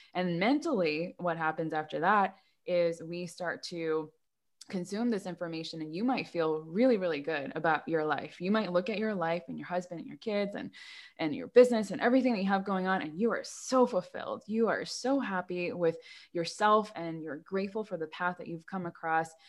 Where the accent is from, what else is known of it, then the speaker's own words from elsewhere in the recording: United States; I grew up in America